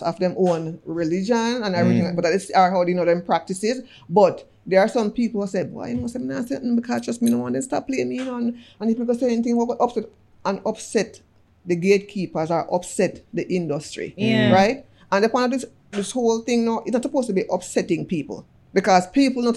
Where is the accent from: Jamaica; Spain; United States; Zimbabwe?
Jamaica; it carries a lot of weight as Jamaican